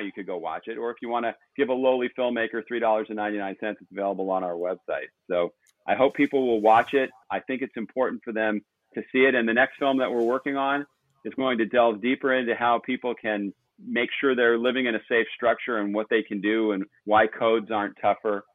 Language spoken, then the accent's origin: English; Los Angeles, California, United States; I grew up in Pacific Palisades